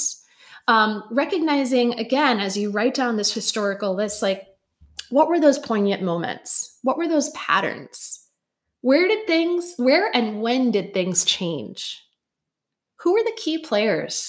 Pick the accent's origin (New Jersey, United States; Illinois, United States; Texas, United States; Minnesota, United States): Illinois, United States; Chicago; I was raised in Chicago in 1985 to a Puerto Rican family.